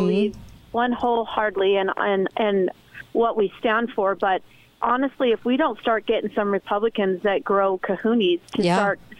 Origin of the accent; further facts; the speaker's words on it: Arizona, United States; I'm from Arizona